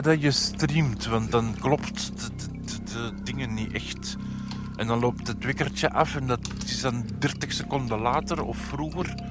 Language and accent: Dutch; Antwerp, Flanders, Belgium; ik ben van Antwerpen